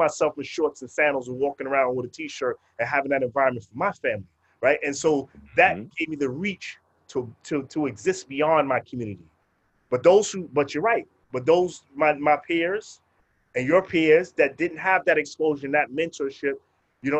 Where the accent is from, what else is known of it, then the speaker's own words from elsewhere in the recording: New York City, New York, United States; also born or lived in Brooklyn; we grew up in Far Rockaway, Queens, and then we grew up in different Wave Crest